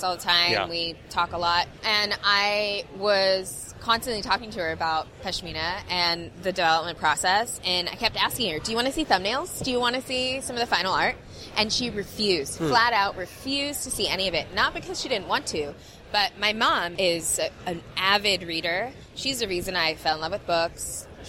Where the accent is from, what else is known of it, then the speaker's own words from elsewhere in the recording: Southern California, United States; also born or lived in India; we grew up in Southern California in a humongous Indian community.